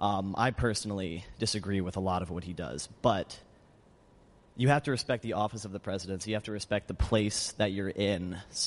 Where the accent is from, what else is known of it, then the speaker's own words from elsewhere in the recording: Zionsville, Indiana, United States; From a suburb called Zionsville, just outside of Indianapolis.